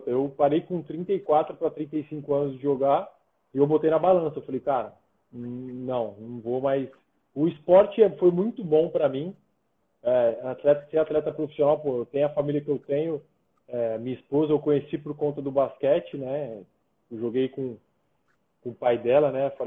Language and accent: Portuguese; São Paulo, Brazil; now in São José dos Campos, Brazil; Não é, não é a minha cidade de coração, eu sou de São Paulo.